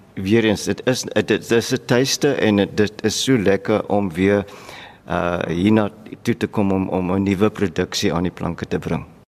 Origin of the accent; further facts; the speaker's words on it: Worcester, Western Cape, South Africa; Ek is van Hoeste